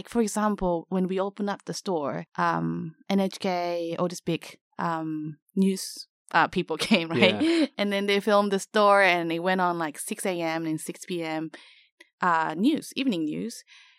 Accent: Tanzania; East Africa, mainly Tanzania.

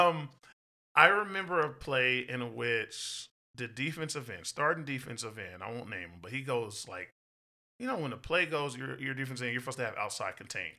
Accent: Texas, United States; I'm from Texas

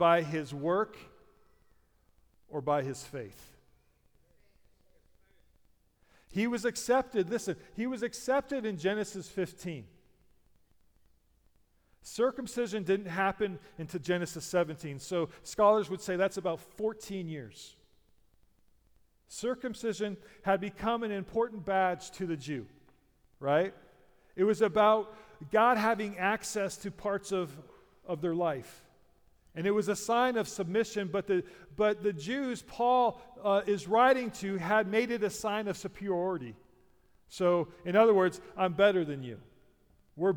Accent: United States; I'm a Christian because I'm an American, that's my heritage

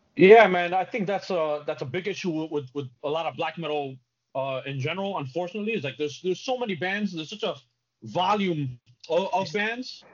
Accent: New York City, New York, United States; I grew up in the Bronx.

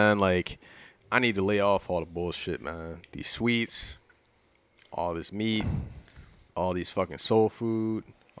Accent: Philadelphia, Pennsylvania, United States; I'm from Philly

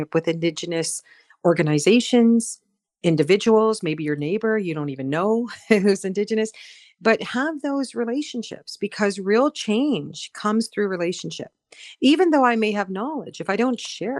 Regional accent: North Dakota, United States; moved away as an adult; now in Chatham-Kent, Canada; I'm Mandan Harats from North Dakota, and I've been in this part of what we call Turtle Island for almost 40 years.

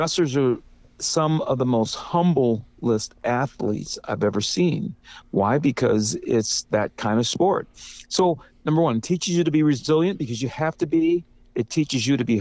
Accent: Cleveland, Ohio, United States; now in California, United States; I'm from Cleveland

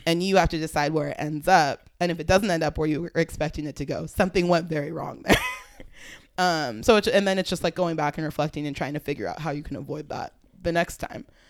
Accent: Fremont, California, United States; also born or lived in Oakland; I grew up, I lived in Fremont. I was born in Oakland

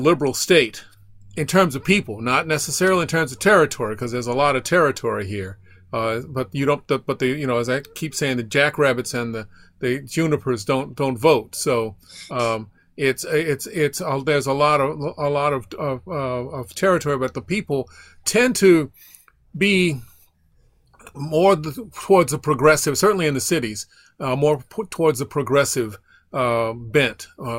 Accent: Baton Rouge, Louisiana, United States; also born or lived in Atlanta, United States / Illinois, United States / Rhode Island, United States; I grew up in partly in Baton Rouge, partly in Atlanta, Georgia, also in Illinois and Rhode Island.

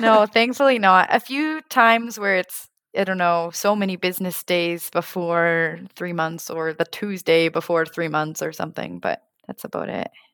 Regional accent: Saskatchewan, Canada; moved away as an adult; now in Stuttgart, Germany; I'm originally from Canada, I guess specifically in the middle, Saskatchewan, and I'm currently located in Stuttgart, Germany.

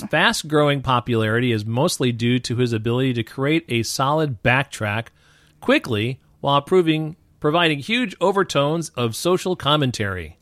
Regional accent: New York, United States; I grew up in New York and had a lot of, uh, you know, black and Puerto Rican friends

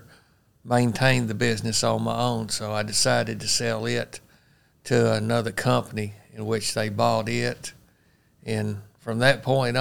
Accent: Paragould, Arkansas, United States; also born or lived in Forest City, Arkansas; I was born and raised in Paragould, Arkansas

